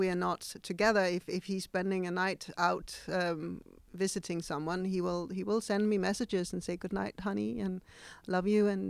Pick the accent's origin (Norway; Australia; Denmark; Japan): Denmark; now in Indonesia; from Denmark.